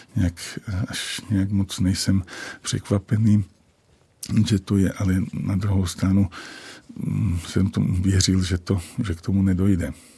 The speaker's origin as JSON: {"language": "Czech", "town": "Jasenica", "region": "Trenčín Region", "country": "Slovakia", "tie": "born or raised there", "accent": "Slovak dialect", "first_language": "Slovak dialect", "second_language": "Czech", "moved": "yes", "lives_now": "Prague, Czech Republic", "said": "jsem z Považia, vlastně z vesnice, která se jmenuje Jasenica"}